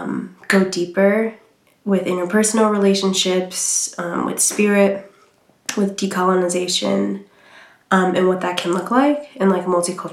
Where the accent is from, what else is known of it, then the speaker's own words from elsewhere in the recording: Boston, Massachusetts, United States; I'm from Boston, Massachusetts.